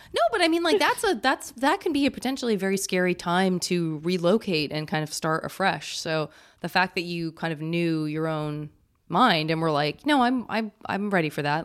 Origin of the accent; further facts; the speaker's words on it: Tucson, Arizona, United States; moved away; I'm from Tucson